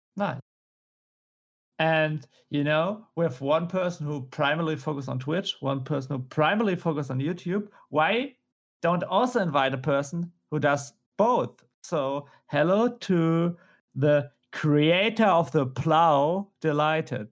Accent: Germany; accent: German; my German accent?

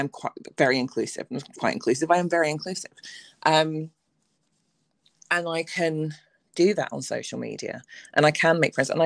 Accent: England, United Kingdom; I'm straight, I'm white, I'm English, I'm educated.

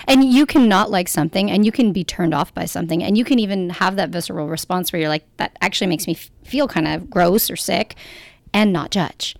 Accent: Canada; we're Canadian

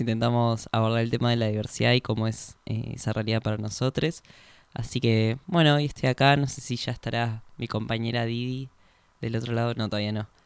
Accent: Argentina; unirnos como argentinos

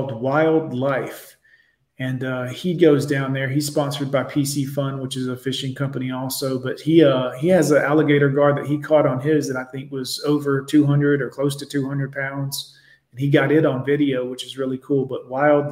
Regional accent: Miami, Florida, United States; moved away as an adult; also born or lived in Fort Lauderdale; I grew up down there in Miami, in the Kendall area, and then lived in Fort Lauderdale for a long time. And back in 95, when I left after I graduated high school

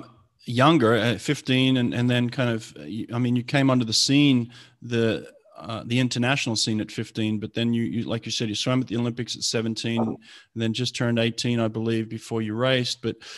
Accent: Australia; I grew up in Australia

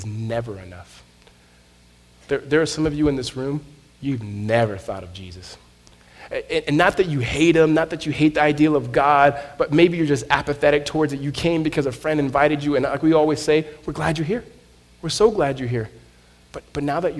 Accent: Southern California, United States; I grew up in Southern California

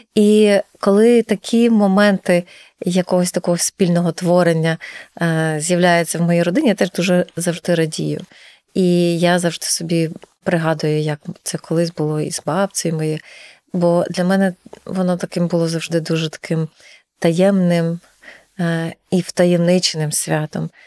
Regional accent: Ternopil Oblast, Ukraine; now in Lviv, Ukraine; у нас на Тернопільщині

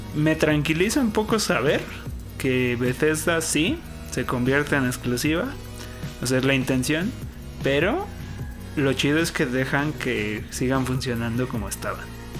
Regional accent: Mexico; la bandera que traemos como mexicanos

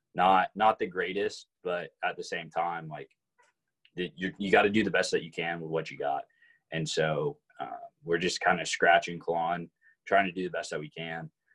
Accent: Arlington, Texas, United States; also born or lived in Fort Worth, Texas; grew up in Arlington. Didn't leave Arlington until I guess my freshman year of college.

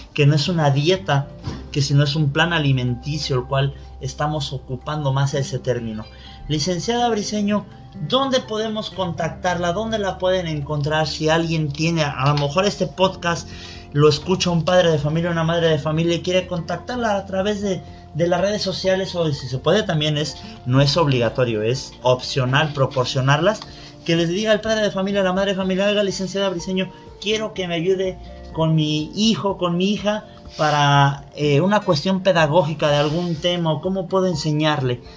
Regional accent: Mexico; los que somos mexicanos y estamos en territorio nacional

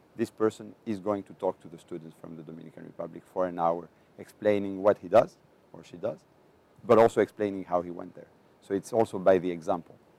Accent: Greece; I am from Greece

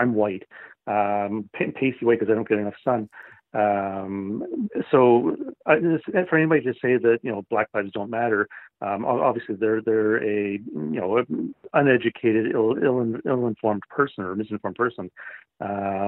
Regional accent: Canada; as a Canadian

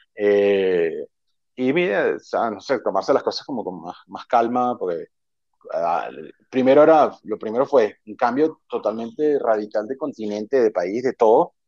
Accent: Venezuela; moved away as an adult; also born or lived in Ecuador / Maldives / United States; su identidad como venezolano.

